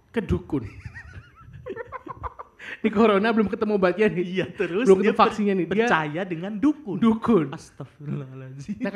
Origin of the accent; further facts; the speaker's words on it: Yogyakarta, Special Region of Yogyakarta, Indonesia; saya sebagai orang Jogja yang banyak banget perajin batik tuh senang banget aku ini pakai batik walaupun bukan motif Jogja mungkin ya